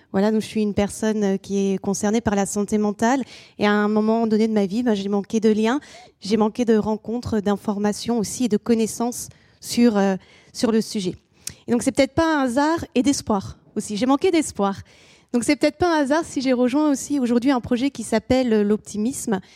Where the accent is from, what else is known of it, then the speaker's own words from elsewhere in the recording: France; also born or lived in England; chez nous en France